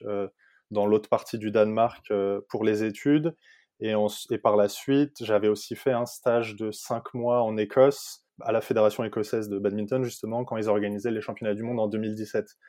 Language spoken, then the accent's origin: French; Île-de-France, France; moved away as an adult; now in Denmark; il y a trois ans quand je suis parti de France